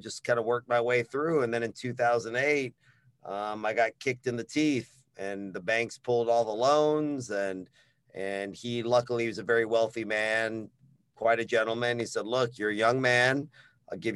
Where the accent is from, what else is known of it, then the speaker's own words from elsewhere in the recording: Dallas, Texas, United States; now in Austin, United States; I was born here in Austin. My parents divorced when I was very little. And we moved to Dallas to live with my father